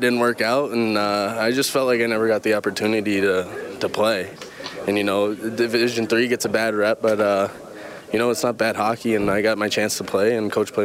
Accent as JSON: {"language": "English", "region": "Florida", "country": "United States", "tie": "born or raised there", "said": "growing up in Florida"}